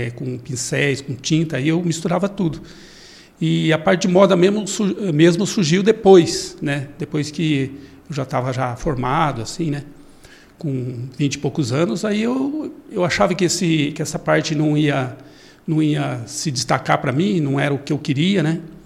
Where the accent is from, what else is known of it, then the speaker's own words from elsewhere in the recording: Bela Vista do Paraíso, Paraná, Brazil; also born or lived in Londrina, Brazil; now in Cascavel, Brazil; Eu nasci ali perto de Londrina, em Bela Vista do Paraíso, mas eu, eu comecei minha carreira em Londrina